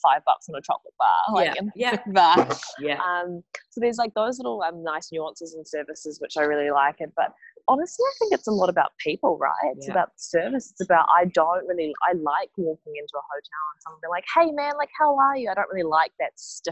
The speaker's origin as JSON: {"language": "English", "region": "Wellington", "country": "New Zealand", "tie": "born or raised there", "also_born_or_lived": "South Korea (heritage)", "moved": "as an adult", "lives_now": "Sydney, Australia", "said": "Born and raised in Wellington"}